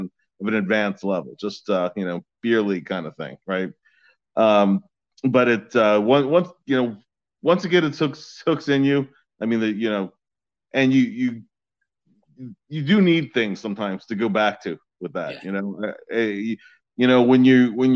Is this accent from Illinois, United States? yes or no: no; Philadelphia, Pennsylvania, United States; I grew up in Northeast Philadelphia